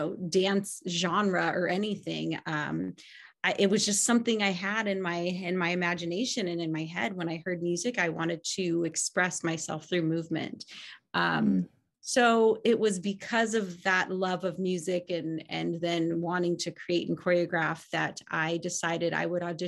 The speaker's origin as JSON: {"language": "English", "town": "Los Angeles", "region": "California", "country": "United States", "tie": "born or raised there", "also_born_or_lived": "Kansas City, Missouri", "said": "I was born in Kansas City, Missouri, and moved to the Los Angeles area when I was 2 years old."}